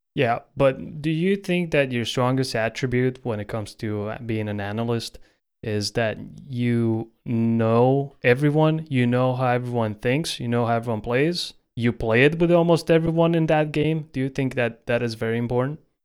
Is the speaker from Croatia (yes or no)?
yes; Croatia; my home country of Croatia